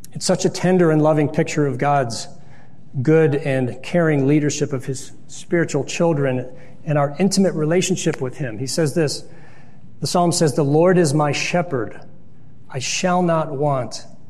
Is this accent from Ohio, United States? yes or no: yes; Lyndhurst, Ohio, United States; also born or lived in Pepper Pike, Ohio; growing up in Lyndhurst and Pepper Pike.